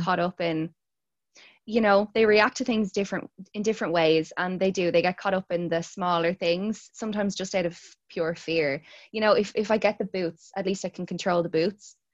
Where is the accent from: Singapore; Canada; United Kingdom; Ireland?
Ireland; Dublin, Leinster; I'm from Ireland. I live in Dublin. I've grown up in Dublin